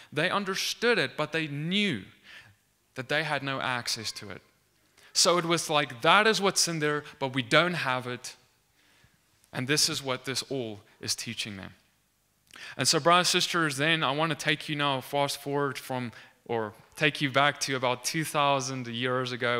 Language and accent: English; South Africa; moved away; I'm from South Africa, for, uh, for those of you who don't know. I studied at the University of Pretoria